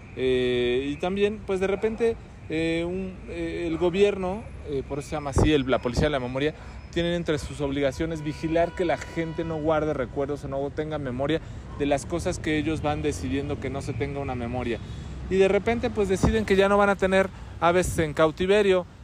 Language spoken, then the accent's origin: Spanish; Mexico